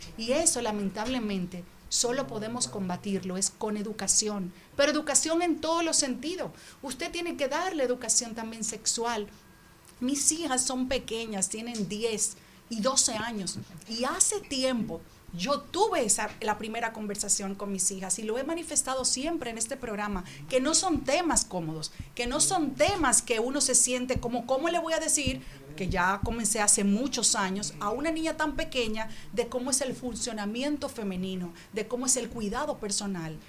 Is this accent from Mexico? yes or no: no; Dominican Republic; el impacto que nos debe causar como sociedad, como dominicanos, como padres